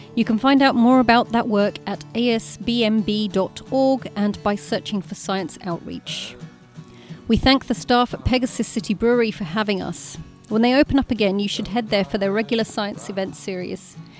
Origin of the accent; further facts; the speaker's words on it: United Kingdom; As a Brit